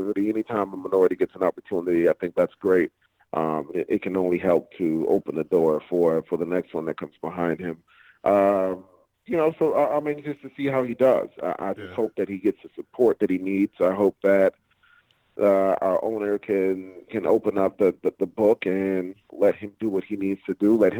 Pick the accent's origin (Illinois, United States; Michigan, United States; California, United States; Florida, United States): Florida, United States; Miami; moved away; I am born and raised in Miami, Florida, Dade County.